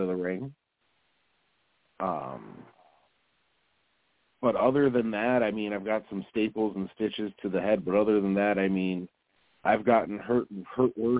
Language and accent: English; New York, United States; I'm from New York, and they're like, oh, you don't got an accent.